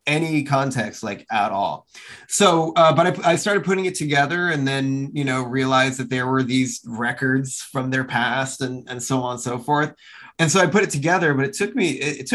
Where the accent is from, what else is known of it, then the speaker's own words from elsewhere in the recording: New Jersey, United States; where I grew up in New Jersey